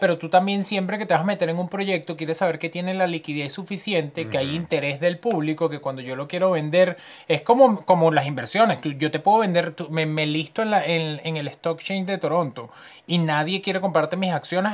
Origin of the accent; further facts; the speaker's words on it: Venezuela; now in Canada; yo soy venezolano